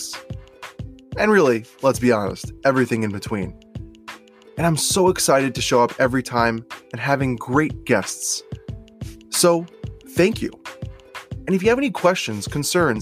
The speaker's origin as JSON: {"language": "English", "area": "Long Island", "region": "New York", "country": "United States", "tie": "born or raised there", "said": "this family that I grew up in Long Island"}